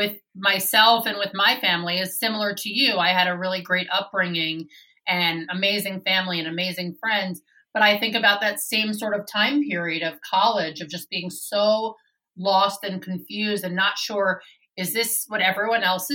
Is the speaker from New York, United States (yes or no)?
yes; New York, United States; growing up in New York for me